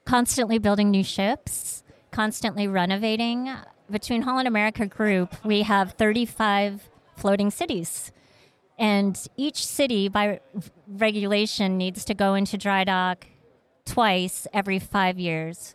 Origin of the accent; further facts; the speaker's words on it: Vietnam; moved away; also born or lived in Malaysia / Seattle; I was born in Vietnam, and we were a refugee family